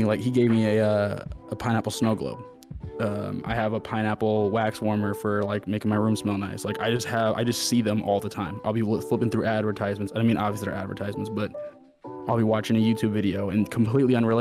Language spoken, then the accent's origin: English; Des Moines, Iowa, United States; I grew up here. I grew up in Des Moines.